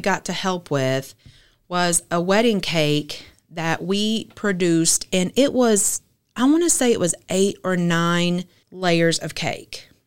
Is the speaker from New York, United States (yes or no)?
no; Fort Smith, Arkansas, United States; also born or lived in Rogers, Arkansas; I'm originally from Fort Smith, Arkansas, just an hour south of here.